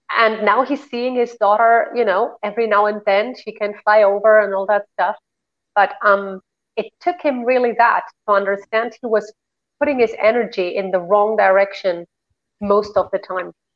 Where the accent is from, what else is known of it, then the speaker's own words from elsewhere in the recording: Spain; moved away; also born or lived in Germany; I was raised in Spain